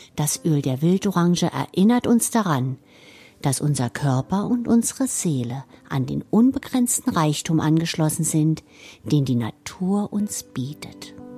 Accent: Germany; hier bei uns in Deutschland

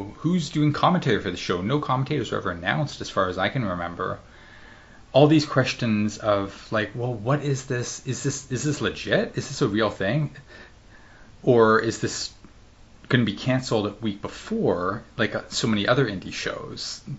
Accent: Canada; a state that I'm from Canada.

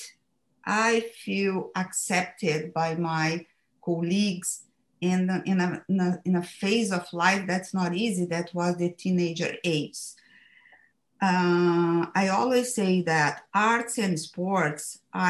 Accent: Brazil; English is a second language; moved away as an adult; now in United States; I moved from Brazil to the USA 15 years ago at the age of 45. I left in Brazil everything, my family, my friends, my roots, and my job.

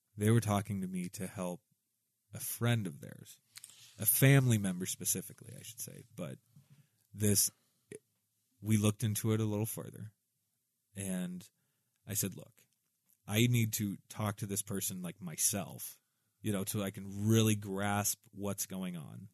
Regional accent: Southwest Iowa, United States

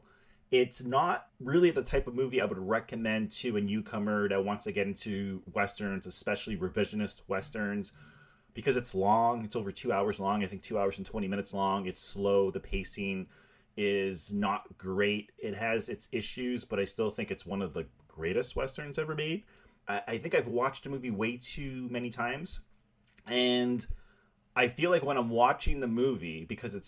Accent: Canada; now in Montreal, Canada; I live in Montreal

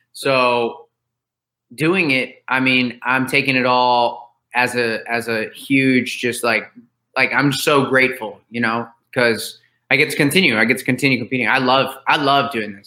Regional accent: Florida, United States; I grew up in Florida

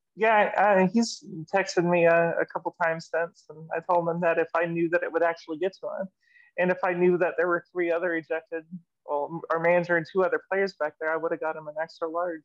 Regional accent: Seattle, Washington, United States; now in Arkansas, United States; I'm from Seattle

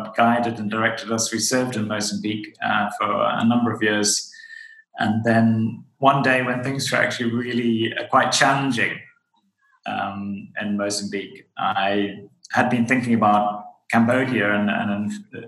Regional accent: Zimbabwe; So I'm from Zimbabwe in Southern Africa.

